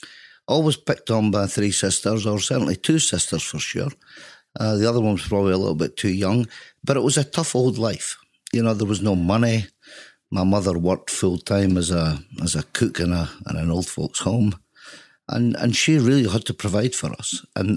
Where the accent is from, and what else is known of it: the Dales, Yorkshire and the Humber, United Kingdom; born or raised there; moved away